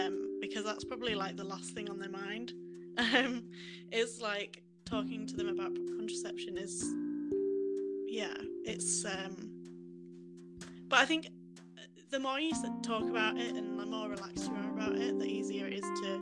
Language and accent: English; Yorkshire and the Humber, United Kingdom; I'm from Yorkshire in England, just a little sort of country village